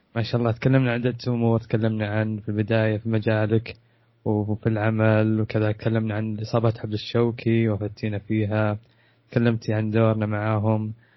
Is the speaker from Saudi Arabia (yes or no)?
yes; Saudi Arabia; عندنا في السعوديه